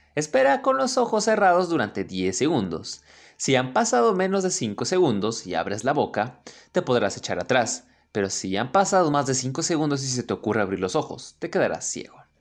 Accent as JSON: {"language": "Spanish", "country": "Mexico", "tie": "born or raised there", "said": "México, obviamente, mi país natal"}